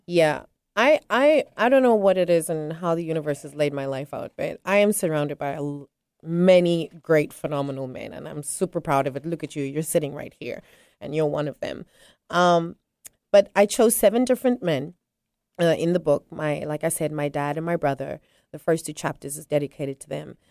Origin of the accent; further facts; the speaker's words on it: South Africa; now in Tanzania; I am originally South African, but I reside on the, in the beautiful country of Tanzania